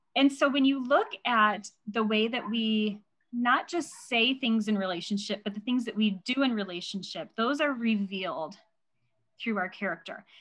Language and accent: English; Indiana, United States; moved away as an adult; now in Nebraska, United States; I have married a man who lives in Nebraska and my I was raised in Indiana